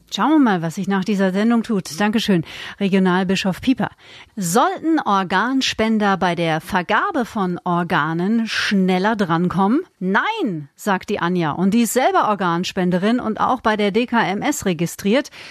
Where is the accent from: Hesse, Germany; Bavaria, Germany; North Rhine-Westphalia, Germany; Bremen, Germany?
Bavaria, Germany; bei uns in Bayern